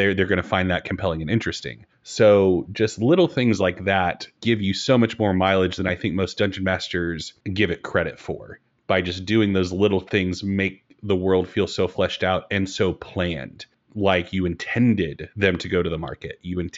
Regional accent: Australia; It certainly was not Australian. And as an Australian, I was like, okay, well, that hurts a little bit more coming from you.

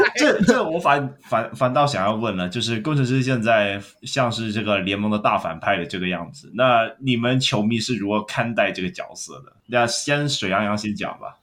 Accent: Hong Kong; 我是香港人，但是我会去看 Plus League

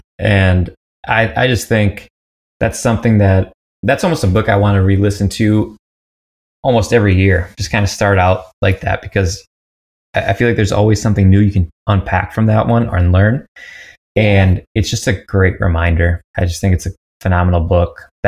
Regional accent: United States; I'm from the States originally.

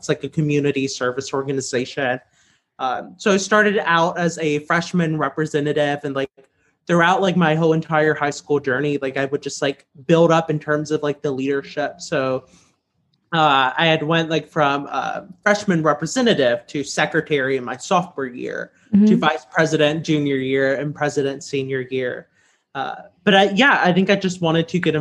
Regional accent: Southwest Louisiana, United States; I grew up in Louisiana's public schools in Southwest Louisiana

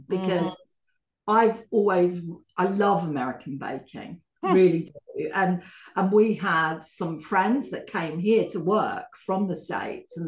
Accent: London, United Kingdom; accent: a bit London; it's a bit London, my accent

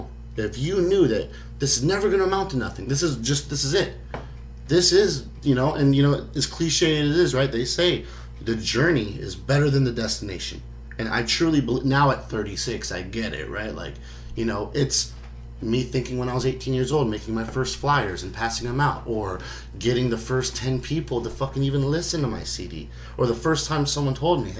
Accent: Alaska, United States; the minute I tell you that I'm a rapper from Alaska, you automatically just disqualify me.

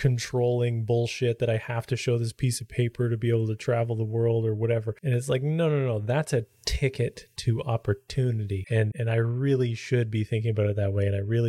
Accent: Canada

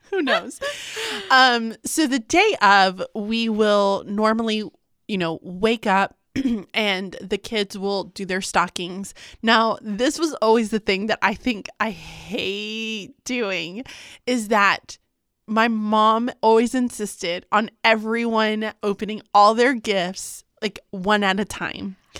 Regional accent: Galveston, Texas, United States; we grew up in Galveston

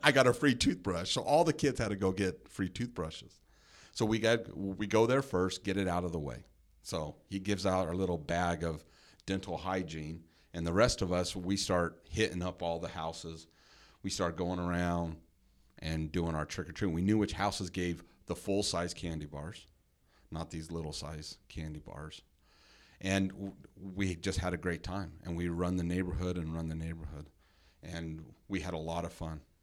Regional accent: Henderson, Nevada, United States; we grew up in the same neighborhood

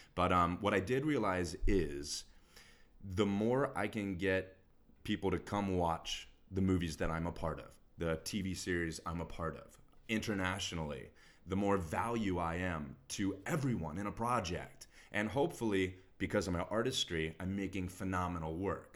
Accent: Texas, United States; Grew up, born and raised in Texas

